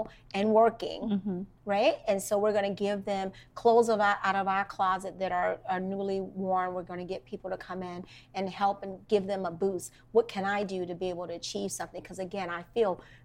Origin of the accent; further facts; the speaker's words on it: Washington, District of Columbia, United States; I grew up in Washington, D.C., in Northeast Washington, D.C., to be very specific.